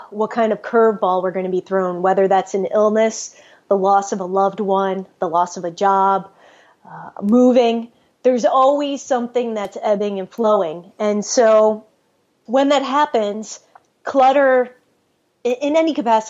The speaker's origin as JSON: {"language": "English", "region": "New York", "country": "United States", "said": "I'm from New York. We tend to be direct, but also I'm also a first generation American"}